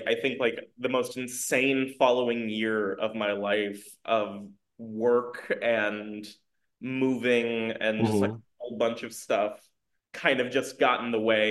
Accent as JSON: {"language": "English", "town": "St. Petersburg", "region": "Florida", "country": "United States", "tie": "born or raised there", "also_born_or_lived": "Queens, New York City / Las Vegas", "moved": "as an adult", "lives_now": "Portland, United States", "said": "I moved to Florida, where a lot of my time I grew up in like St. Petersburg"}